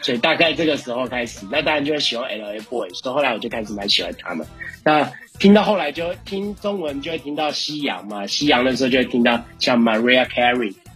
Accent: Taiwan; 我是来自宝岛台湾饶舌歌手

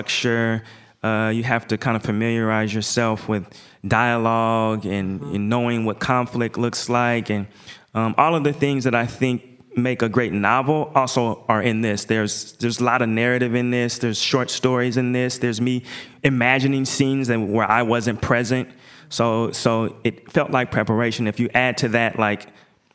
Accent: Portland, Oregon, United States; I'm from Portland.

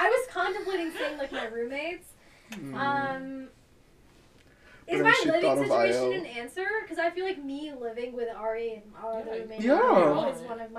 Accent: New York, United States; Like, I'm from New York and I'm from an area where it's going to be very threatened by climate change.

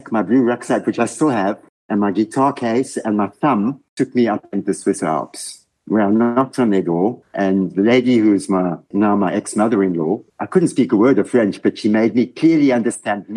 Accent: Windhoek, Khomas, Namibia; moved away as an adult; also born or lived in Cape Town, South Africa / United Kingdom; now in Switzerland; I was born in Namibia, which was then Southwest Africa. And I went to school with my esteemed host

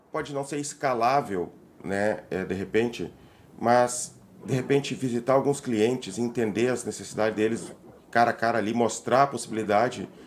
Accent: Palmas, Tocantins, Brazil; de Palmas, do capital do Estado.

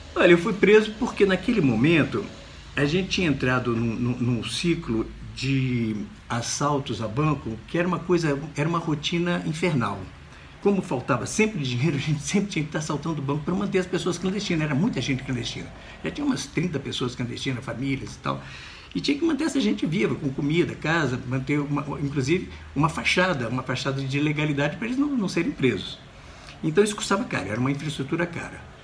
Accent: Brazil; moved away as an adult; Eu não nasci no Brasil

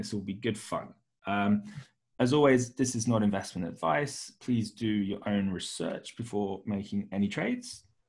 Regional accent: United Kingdom; now in Hong Kong; I'm British

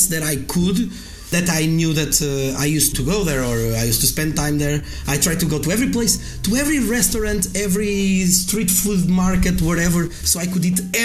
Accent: Coimbra, Centro, Portugal; I come from Coimbra. Coimbra is like 100,000

